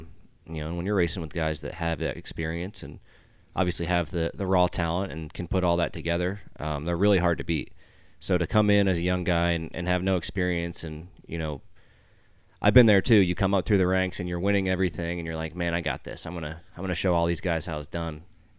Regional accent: New Jersey, United States; My dad, I'm from New Jersey, up north. My dad raced modifieds, him and his two brothers, actually.

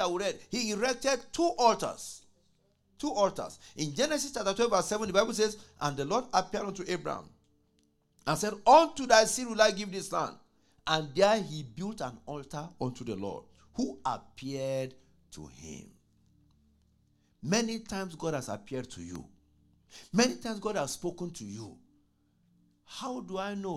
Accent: Nigeria; moved away as an adult; when I was growing up in Nigeria

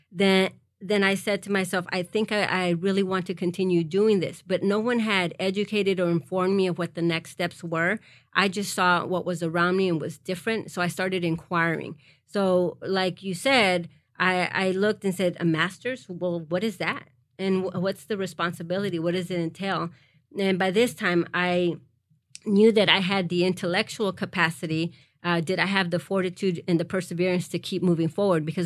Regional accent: Harlingen, Texas, United States; also born or lived in Mexico; I grew up in the Rio Grande Valley

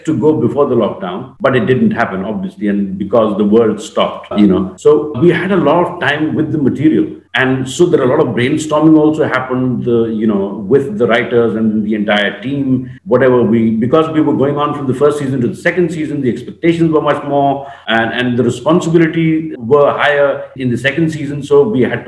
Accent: Eastern Uttar Pradesh, India; I come from Eastern UP

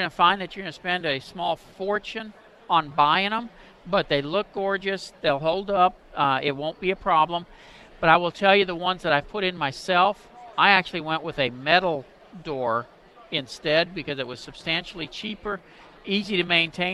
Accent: Anoka, Minnesota, United States; now in Texas, United States; I'm from Anoka.

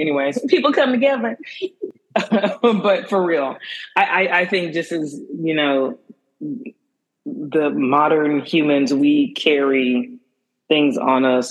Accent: Houston, Texas, United States; now in New York, United States; I'm from the South. I'm from Houston, so um, I'm on the Gulf

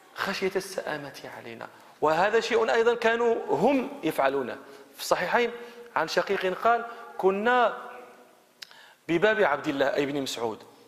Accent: Morocco; احنا في المغرب

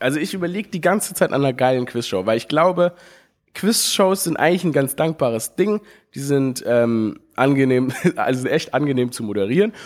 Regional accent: Stuttgart, Baden-Württemberg, Germany; Ich, ich bin geboren in Stuttgart

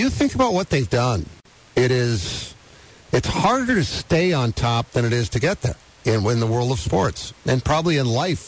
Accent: Boston, Massachusetts, United States; I grew up in Boston

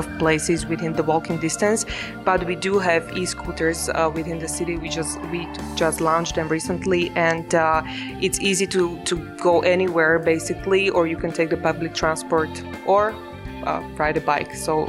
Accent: Martin, Žilina Region, Slovakia; I'm from Martin

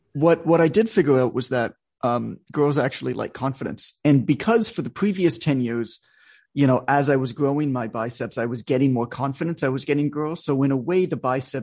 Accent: Canada; I'm Canadian, so I was playing ice hockey because that's what Canadians do.

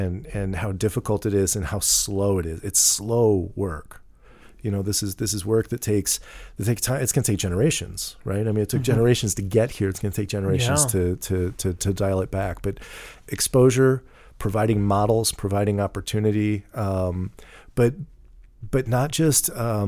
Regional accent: Missouri, United States; Because I grew up in these in St. Charles County, because I went to private school

